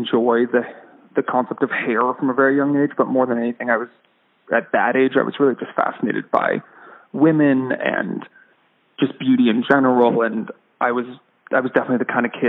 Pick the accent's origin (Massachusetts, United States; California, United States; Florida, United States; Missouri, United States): California, United States; San Diego; I was born and raised in San Diego, California.